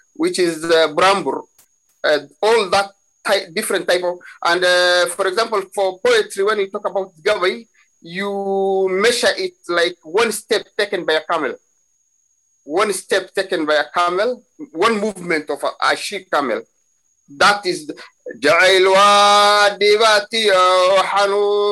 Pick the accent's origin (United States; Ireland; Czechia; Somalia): Somalia; Somalis, or we come from the Cushitic speaking people in East Africa